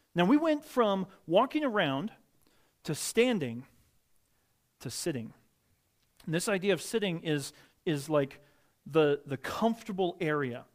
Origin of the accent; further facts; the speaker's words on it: Midwest, United States; moved away; I grew up in the Midwest